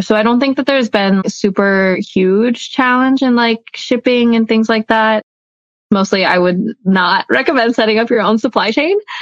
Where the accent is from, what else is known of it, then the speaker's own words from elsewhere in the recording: Atlanta, Georgia, United States; grew up in Atlanta. I was born and raised here.